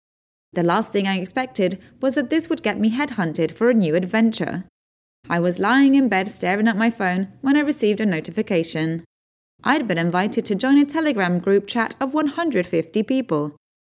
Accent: Ukraine; part of an online army of people fighting disinformation and propaganda in my home country of Ukraine.

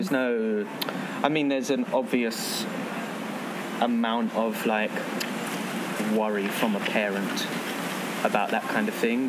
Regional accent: London, United Kingdom; moved away as an adult; also born or lived in Greece; I'm from London, England.

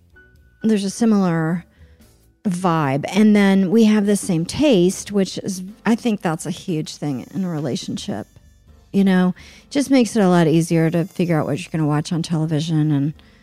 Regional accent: Oklahoma City, Oklahoma, United States; even though I grew up in Oklahoma City, which is a, you know, big city

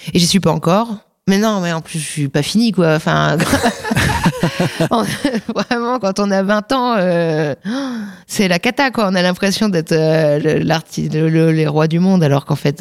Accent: Saint-Maixent-l'École, Nouvelle-Aquitaine, France; moved away as an adult; also born or lived in La Crèche / Angoulême; now in Paris, France; j'étais dans le département des Deux-Sèvres, à Saint-Mexan l'école

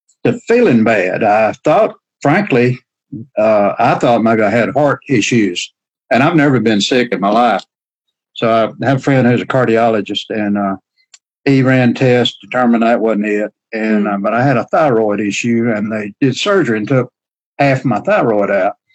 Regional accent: the South, United States; accent: southern drawl; I have a southern drawl

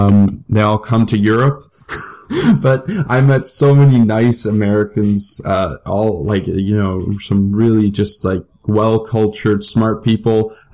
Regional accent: Ottawa, Ontario, Canada

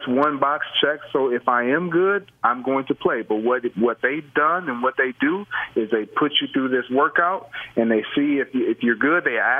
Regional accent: Michigan, United States; I'm from Michigan.

